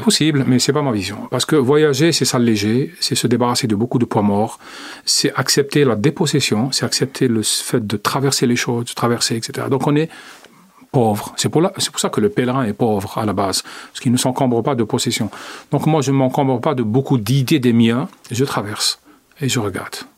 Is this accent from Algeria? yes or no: yes; Algeria; moved away; mon pays d'origine